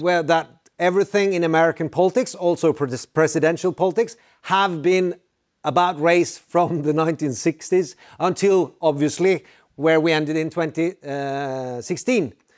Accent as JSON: {"language": "English", "country": "Norway", "said": "I'm from Norway"}